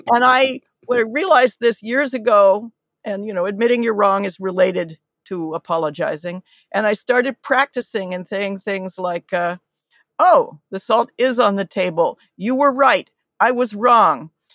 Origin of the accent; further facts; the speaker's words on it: United States; coming to this as an American